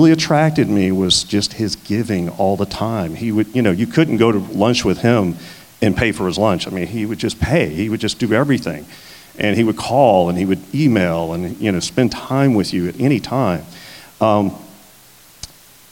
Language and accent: English; South Louisiana, United States; moved away; I grew up in South Louisiana, and I was a Catholic